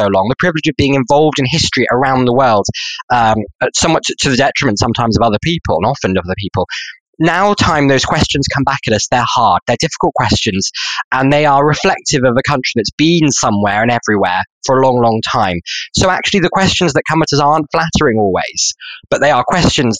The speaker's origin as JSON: {"language": "English", "area": "Herefordshire", "region": "West Midlands", "country": "United Kingdom", "said": "I'm from Herefordshire"}